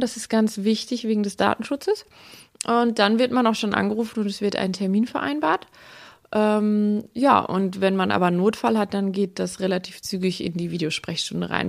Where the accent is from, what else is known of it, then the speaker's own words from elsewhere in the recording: Aalen, Baden-Württemberg, Germany; ich komme aus Aalen und lebe auch in Aalen